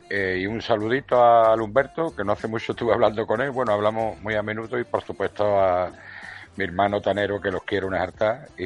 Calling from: Cádiz, Andalusia, Spain; de Cádiz.

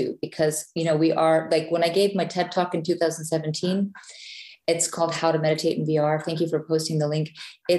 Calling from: Reykjavik, Capital Region, Iceland; I'm calling in from Ocean Cluster in Reykjavik, Iceland.

